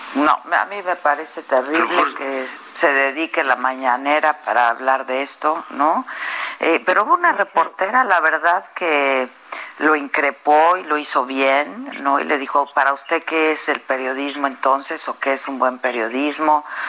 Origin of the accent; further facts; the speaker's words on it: Mexico; cada uno de nosotros, pues también somos mexicanos